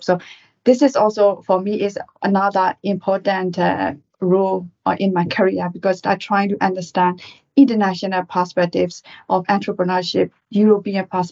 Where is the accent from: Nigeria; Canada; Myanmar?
Myanmar; moved away as an adult; now in United Kingdom; I'm originally from Burma, Myanmar, and I came to UK in 2001 to do MBA at the Judge Business School